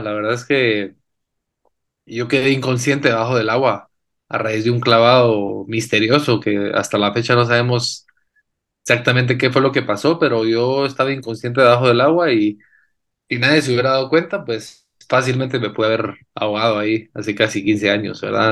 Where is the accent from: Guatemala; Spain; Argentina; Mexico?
Guatemala; guatemalteco. Nací y crecí aquí en Guate.